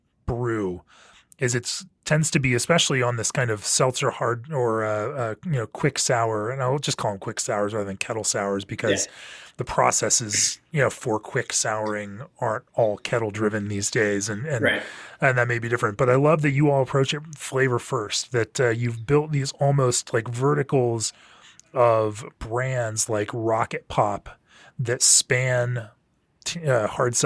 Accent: Orlando, Florida, United States; moved away as an adult; also born or lived in Memphis, Tennessee; I grew up in Orlando, Florida

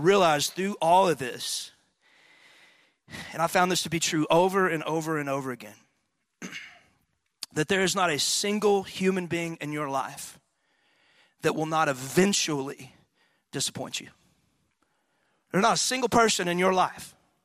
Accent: Athens, Texas, United States; in high school, I was from Athens, Texas, which is a little backwoods town in East Texas

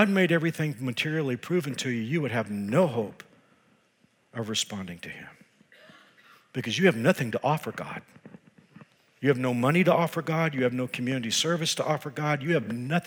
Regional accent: Texas, United States; I am from Texas

